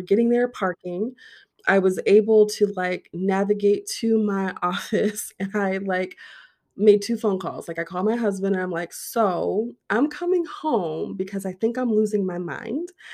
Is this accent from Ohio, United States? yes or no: yes; Ohio, United States; moved away as an adult; now in Arizona, United States; I am born and raised Ohio. Yes, I am an Ohio girl all of my days